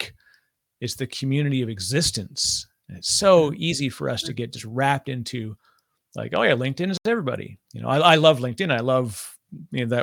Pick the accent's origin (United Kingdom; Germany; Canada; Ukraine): Canada; now in New Jersey, United States; I'm Canadian. My funny accent gives me away sometimes, but I live in New Jersey